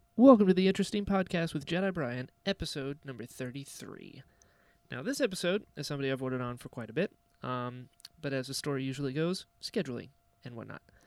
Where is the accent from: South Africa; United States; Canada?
United States; Florida; also born or lived in North Carolina; I was born in North Carolina, and then at six moved to Florida.